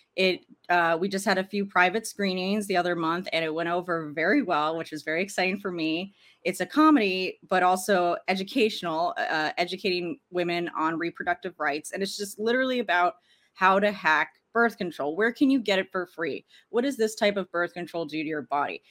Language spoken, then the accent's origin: English; Arlington, Virginia, United States; I grew up in Washington, D C, in, in Arlington, Virginia, to be more specific